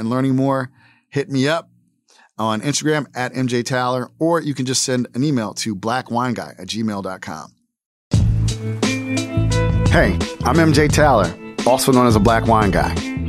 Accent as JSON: {"language": "English", "region": "New Jersey", "country": "United States", "tie": "born or raised there", "said": "I grew up in Jersey, but, like, I told him, I said, like, my high school was probably 80% white people."}